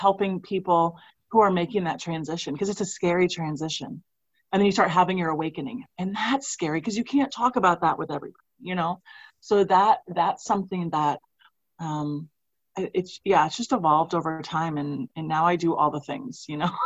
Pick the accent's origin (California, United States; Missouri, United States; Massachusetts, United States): Missouri, United States; I'm from Missouri